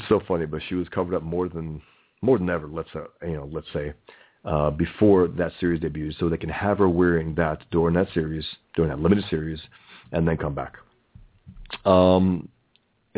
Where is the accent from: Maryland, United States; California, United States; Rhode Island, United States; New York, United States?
New York, United States; I grew up in New York and had family members who were merely lax Muslims